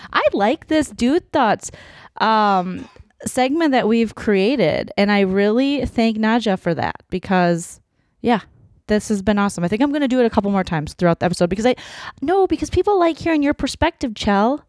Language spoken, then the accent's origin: English; Minnesota, United States